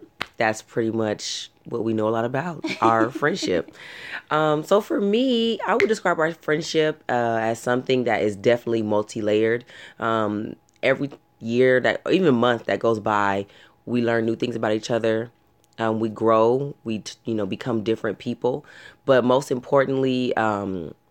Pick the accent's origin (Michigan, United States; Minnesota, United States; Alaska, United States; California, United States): California, United States; Long Beach; I live and was born and raised in Long Beach, California.